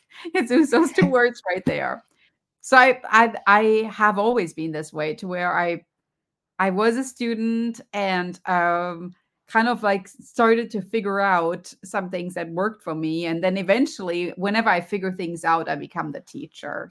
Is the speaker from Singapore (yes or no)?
no; Germany; accent: German; moved away; you can hear from my accent. I grew up in Germany